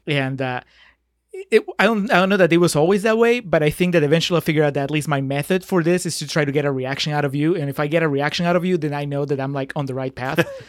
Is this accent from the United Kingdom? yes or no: no; Peru; moved away; I'm from Peru